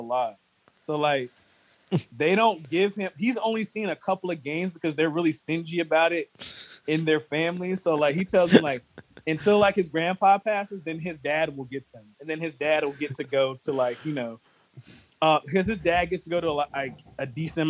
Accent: Greensboro, North Carolina, United States; I'm from Greensboro

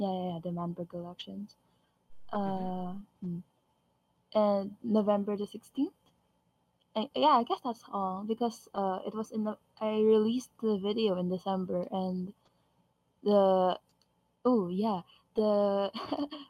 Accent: Philippines; I'm Filipino

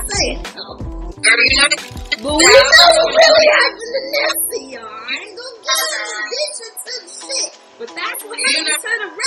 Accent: California, United States; I'm from California.

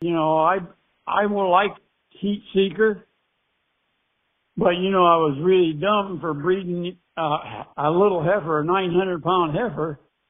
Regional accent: Warsaw, Indiana, United States; I was born in September the 18th, 1932, 6 miles northwest of Warsaw. And my grandmother delivered me. I was born at home.

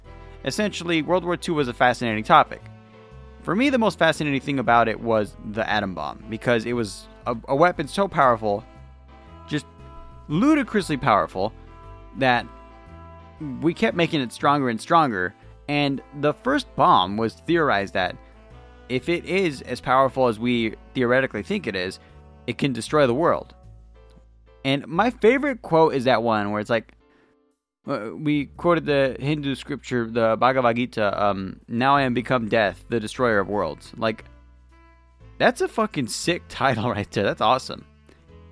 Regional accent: the Bible Belt, United States; I was raised in the Bible Belt

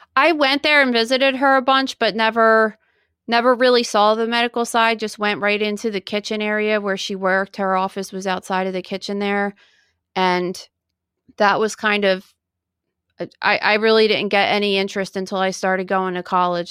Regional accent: Woodbury, New Jersey, United States; I was born in 1979 in New Jersey and at a hospital in Woodbury, New Jersey

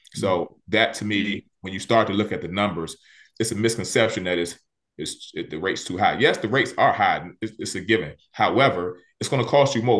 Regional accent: Washington, District of Columbia, United States; I grew up in Southeast D C.

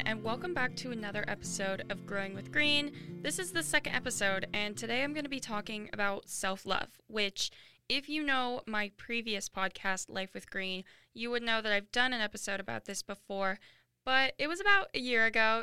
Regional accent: Washington, United States; moved away as an adult; now in Phoenix, United States; I go to school in Phoenix, Arizona, but I grew up in Washington

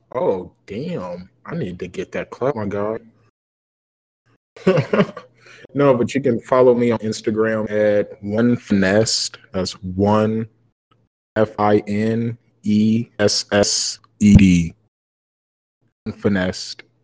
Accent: Kansas City, Missouri, United States; I forgot we're from Kansas City

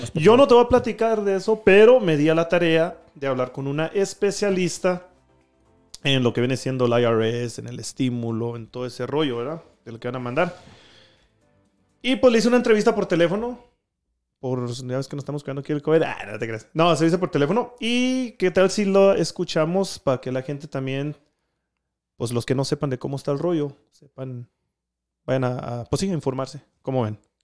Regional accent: Denver, Colorado, United States; also born or lived in Durango, Mexico; yo nací aquí en Denver, así, uh, en el año 90

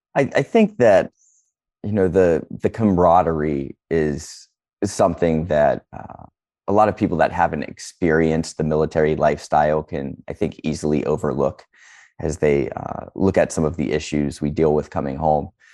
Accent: Northeast Ohio, United States; I'm from Northeast Ohio

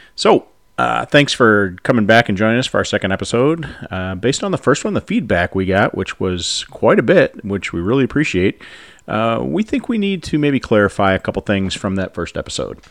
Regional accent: United States; as Americans

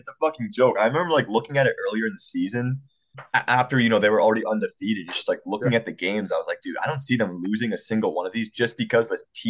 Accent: New England, United States; we're all from New England.

